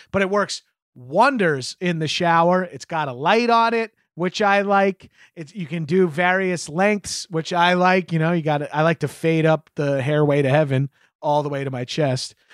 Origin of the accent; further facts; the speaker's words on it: New York, United States; As a New Yorker